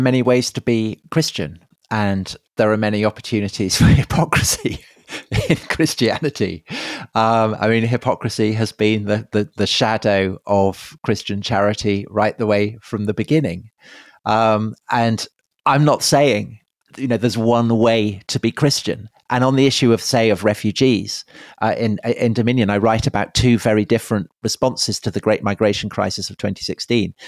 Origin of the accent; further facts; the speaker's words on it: Salisbury, South West England, United Kingdom; I grew up in Wiltshire outside Salisbury